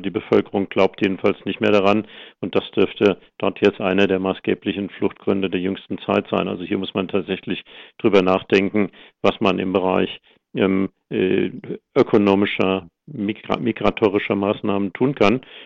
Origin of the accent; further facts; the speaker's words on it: Germany; als Deutsche